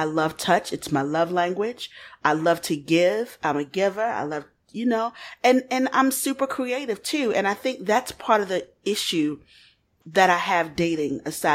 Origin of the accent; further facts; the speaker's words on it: Baltimore, Maryland, United States; I come from Baltimore